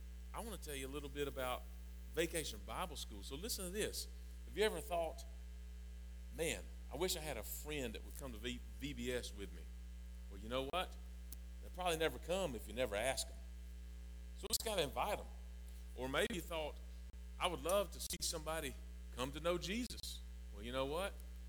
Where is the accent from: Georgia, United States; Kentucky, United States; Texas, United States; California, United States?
Georgia, United States; South; I really am from South Georgia